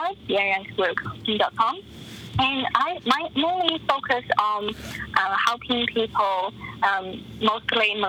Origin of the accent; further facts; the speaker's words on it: China; now in Arizona, United States; I was born and raised in China